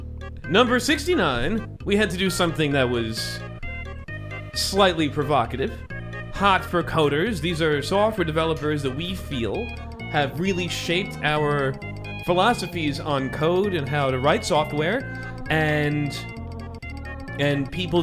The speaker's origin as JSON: {"language": "English", "region": "New York", "country": "United States", "tie": "born there", "said": "We're all from Long Island. Well, not me. I was born in Rockland."}